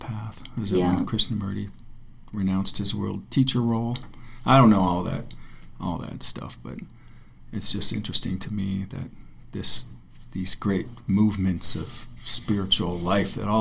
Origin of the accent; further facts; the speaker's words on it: Chautauqua County, New York, United States; moved away; I come from Chautauqua County